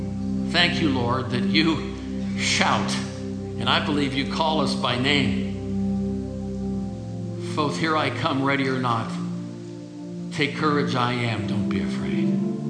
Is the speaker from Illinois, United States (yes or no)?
yes; Illinois, United States; Where are you from? I said, I'm from Illinois.